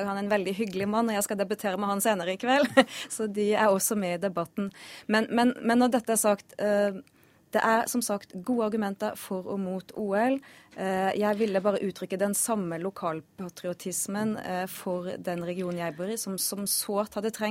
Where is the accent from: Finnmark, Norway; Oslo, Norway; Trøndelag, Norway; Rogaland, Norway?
Trøndelag, Norway; Trondheim; also born or lived in Bergen / Sunnhordland; Du, jeg har vokst opp i Trondheim, Bergen og Sunnhordland, så skarrieren henger igjen.